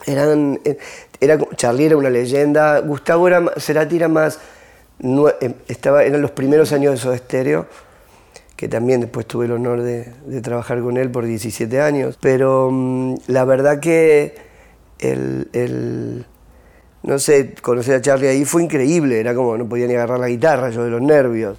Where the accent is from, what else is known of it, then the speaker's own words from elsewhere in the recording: Argentina; moved away; en mi país